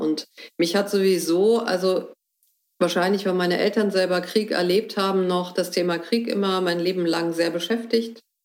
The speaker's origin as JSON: {"language": "German", "region": "Hamburg", "country": "Germany", "tie": "born or raised there", "also_born_or_lived": "Heidelberg / Netherlands / Berlin", "moved": "yes", "lives_now": "Hoher Fläming, Germany", "said": "ich komme gebürtig aus Hamburg und war dann in Heidelberg und in Holland und ähm, kurzzeitig auch nochmal in Berlin"}